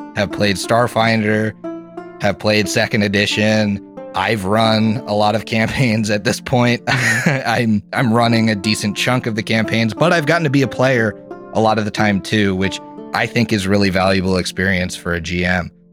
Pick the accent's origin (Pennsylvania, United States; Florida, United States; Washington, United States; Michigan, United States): Pennsylvania, United States; Philadelphia; moved away as an adult; now in Columbus, United States; I'm from Philadelphia, actually, and mm-hmm. I now live in Columbus